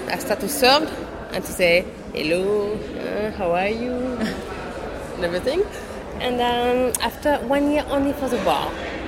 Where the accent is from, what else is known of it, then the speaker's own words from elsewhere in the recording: Brittany, France; English is a second language; now in Paris, France; I come from Brittany